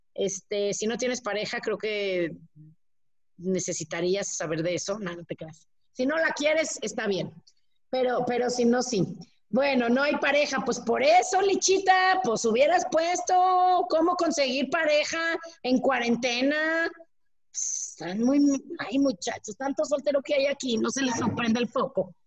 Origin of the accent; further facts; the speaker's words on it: Mexico; así somos los mexicanos